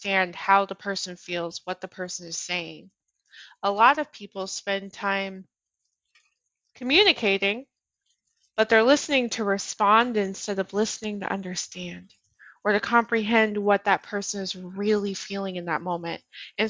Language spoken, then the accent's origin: English; Colorado, United States; moved away; I'm from Colorado